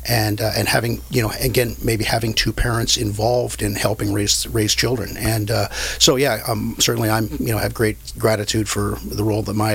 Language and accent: English; Vancouver, British Columbia, Canada; now in Anaheim, United States; I grew up playing sports growing up in Vancouver, British Columbia, Canada